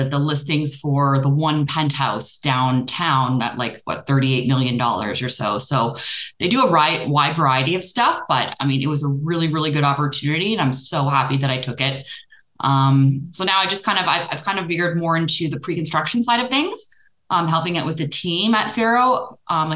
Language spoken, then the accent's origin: English; Prince Edward Island, Canada; moved away as an adult; now in Stouffville, Canada; I am from the East Coast. I'm from Prince Edward Island.